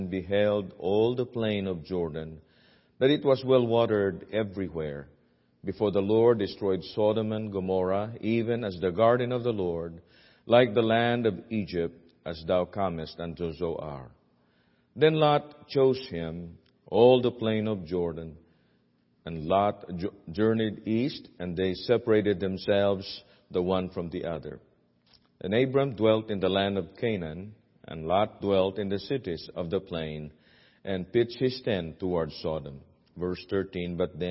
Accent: Philippines; accent: Filipino; my Filipino accent

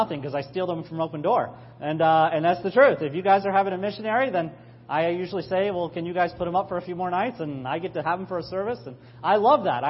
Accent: New York, United States; we're all New Yorkers

